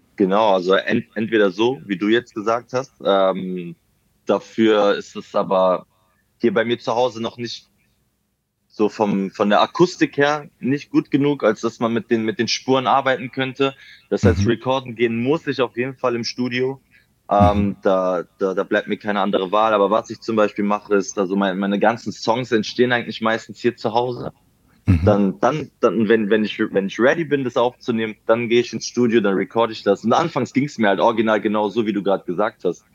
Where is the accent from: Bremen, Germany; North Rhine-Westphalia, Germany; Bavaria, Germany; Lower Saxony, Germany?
North Rhine-Westphalia, Germany; Mönchengladbach; now in Berlin, Germany; war das noch damals in meiner Heimat. Also ich wohne mittlerweile in Berlin. Ich komme aber ursprünglich mhm. aus Mönchengladbach.